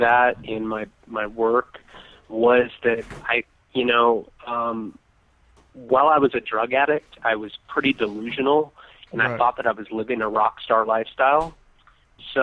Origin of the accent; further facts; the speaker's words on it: Southern California, United States; I grew up in Southern California